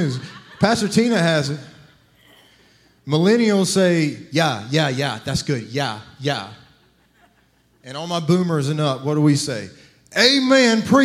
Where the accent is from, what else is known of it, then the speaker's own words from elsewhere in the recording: South Carolina, United States; now in Florida, United States; I'm from South Carolina.